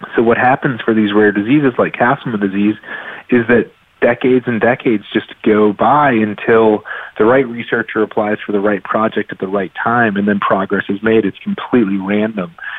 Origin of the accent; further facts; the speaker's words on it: Raleigh, North Carolina, United States; I grew up in Raleigh, North Carolina